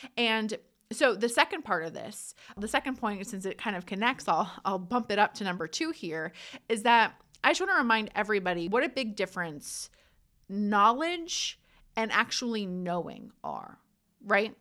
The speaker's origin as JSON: {"language": "English", "region": "New Jersey", "country": "United States", "said": "I'm from Jersey. I know I talk fast."}